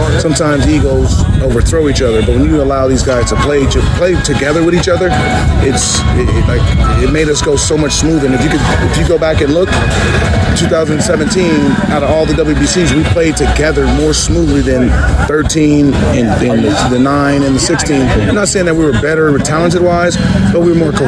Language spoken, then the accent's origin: English; San Diego, California, United States; I'm from San Diego. I had my family there